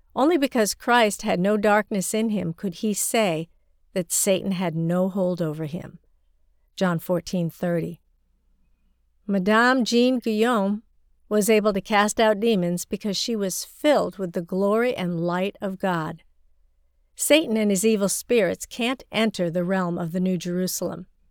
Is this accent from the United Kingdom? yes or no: no; China; my hometown in rural China